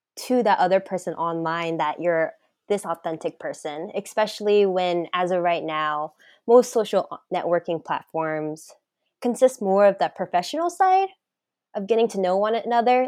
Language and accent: English; the South, United States; I'm from the South